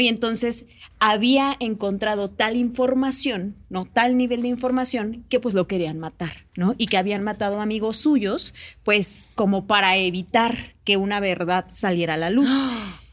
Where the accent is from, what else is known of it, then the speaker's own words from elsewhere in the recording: Oaxaca, Mexico; moved away as an adult; now in Mexico City, Mexico; Yo soy de Oaxaca, ¿no? Entonces tengo viviendo acá como unos, ¿qué será? 12 años